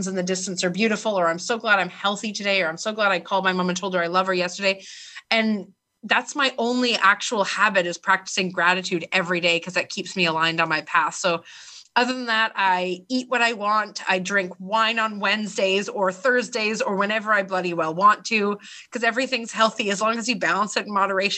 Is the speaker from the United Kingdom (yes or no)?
no; Vancouver, British Columbia, Canada; I was born in Vancouver, Canada, like one of the most beautiful places on earth, where I have healthcare